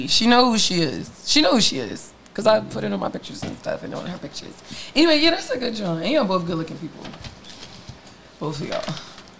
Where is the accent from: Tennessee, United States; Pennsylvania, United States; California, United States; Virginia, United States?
Pennsylvania, United States; Philadelphia; South Philly.